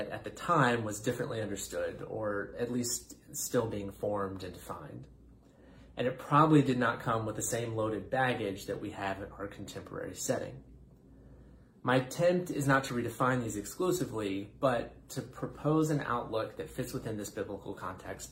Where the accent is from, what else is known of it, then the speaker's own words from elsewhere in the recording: North Carolina, United States; moved away; from my home state of North Carolina